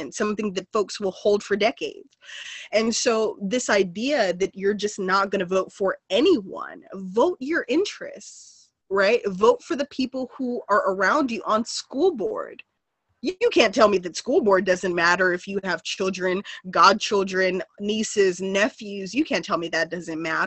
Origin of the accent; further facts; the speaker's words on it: Los Angeles, California, United States; I was raised in South Central. I still continue to reside in South Central